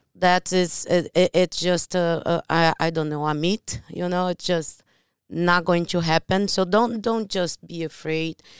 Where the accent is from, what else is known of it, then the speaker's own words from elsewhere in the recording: Brazil; English is a second language; moved away; I am from Brazil